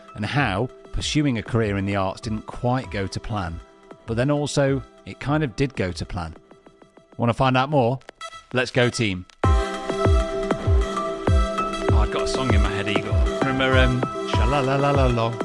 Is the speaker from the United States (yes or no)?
no; Derby, East Midlands, United Kingdom; my hometown of Derby